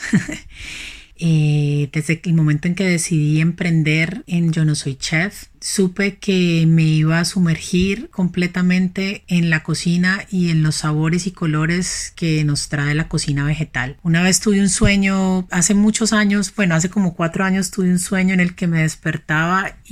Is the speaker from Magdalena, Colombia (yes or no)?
no; Cali, Valle del Cauca, Colombia; Soy una caleña apasionada inmensamente por la cocina vegetal.